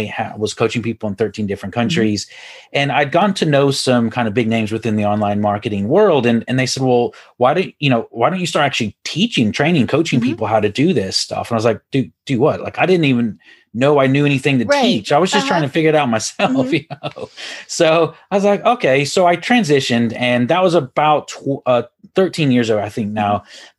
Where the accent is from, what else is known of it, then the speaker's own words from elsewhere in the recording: Houston, Texas, United States; accent: Texas; now in Ireland; So I'm originally from Houston, Texas, and I think I've lost my Texas accent, though.